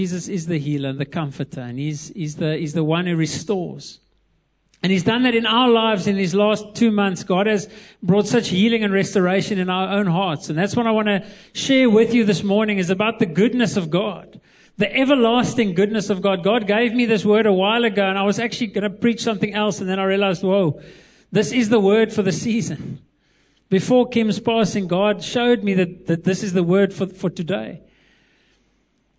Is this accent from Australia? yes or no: no; Eastern Cape, South Africa; moved away; I was born in the Eastern Cape, so I love the Eastern Cape, the best place